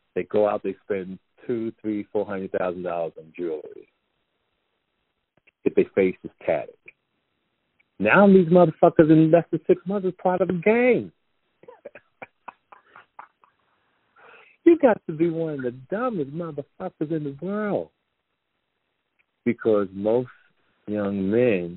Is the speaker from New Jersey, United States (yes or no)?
yes; Jersey City, New Jersey, United States; growing up in Jersey City, New Jersey